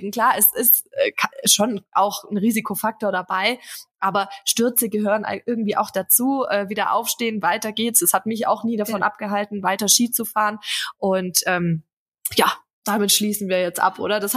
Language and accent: German; Bavaria, Germany; Ich meine, gut, ich komme gebürtig aus dem Allgäu, das heißt, Schnee ist mir jetzt auch nicht ganz fremd.